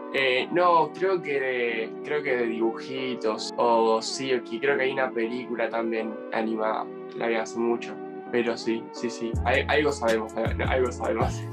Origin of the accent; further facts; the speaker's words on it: Buenos Aires, Argentina; accent: Buenos Aires; mía, que es la de Buenos Aires, la de la capital